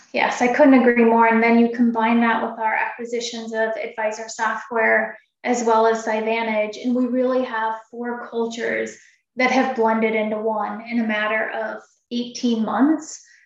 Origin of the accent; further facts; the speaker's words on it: Oregon and Washington, Pacific Northwest, United States; now in Chicago, United States; I grew up in Oregon and Washington, and so that's where my home is.